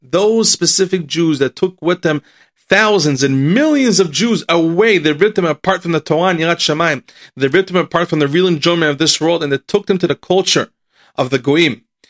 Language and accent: English; Lakewood, New Jersey, United States; the Rosh Yeshivot that I grew up in Lakewood, they never talked about the Holocaust